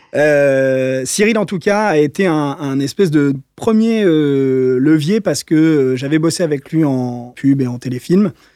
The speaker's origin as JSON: {"language": "French", "town": "Paris", "region": "Île-de-France", "country": "France", "tie": "born or raised there", "said": "J'ai grandi à Paris, je suis né à Paris."}